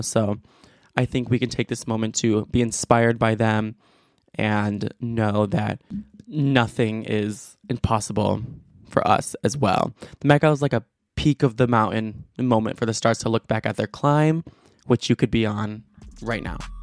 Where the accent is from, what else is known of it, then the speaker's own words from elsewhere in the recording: United States; as an American